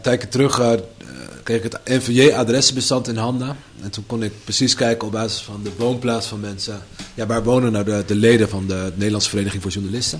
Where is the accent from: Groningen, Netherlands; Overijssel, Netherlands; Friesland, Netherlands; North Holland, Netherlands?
North Holland, Netherlands; Amsterdam; moved away as an adult; now in Deventer, Netherlands; als Amsterdammer